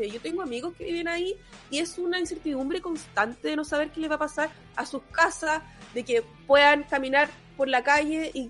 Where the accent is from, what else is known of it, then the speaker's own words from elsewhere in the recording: Ñuñoa, Santiago Metropolitan Region, Chile; Yo soy de Ñuñoa